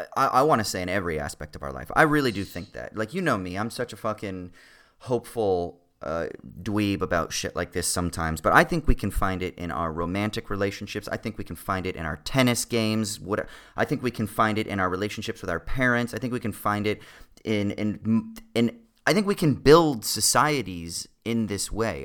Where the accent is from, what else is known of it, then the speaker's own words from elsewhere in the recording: Southern California, United States; the thirty years or whatever of growing up in Southern California